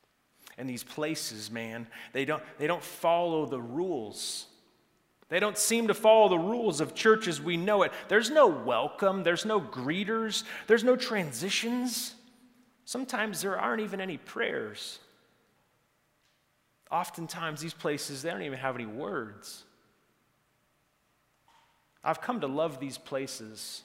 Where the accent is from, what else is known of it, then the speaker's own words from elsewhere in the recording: Santa Cruz, California, United States; my hometown in Santa Cruz